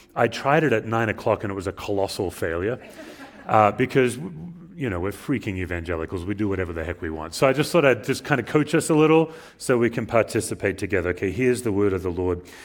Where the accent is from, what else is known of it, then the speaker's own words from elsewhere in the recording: Australia; moved away as an adult; as an immigrant, as an Australian